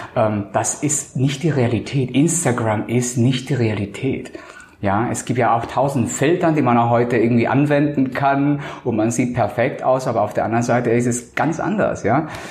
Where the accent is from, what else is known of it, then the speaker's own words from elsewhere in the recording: Colombia; now in Hamburg, Germany; Ich bin ja Kolumbianer